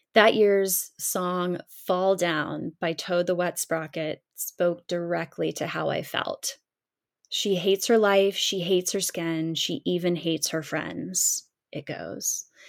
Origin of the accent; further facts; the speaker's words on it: Columbia, South Carolina, United States; originating right from my hometown